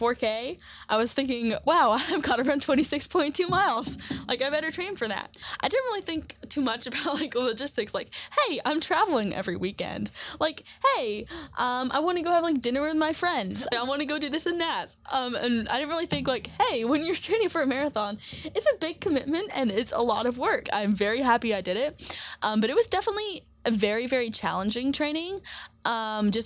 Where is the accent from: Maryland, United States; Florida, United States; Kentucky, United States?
Kentucky, United States; Lexington; moved away as an adult; now in Columbia, United States; I'm from Lexington, Kentucky